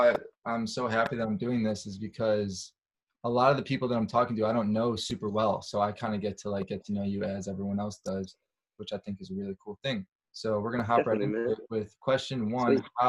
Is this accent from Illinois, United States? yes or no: yes; Chicago, Illinois, United States; accent: Midwestern; now in Los Angeles, United States; I'm from Chicago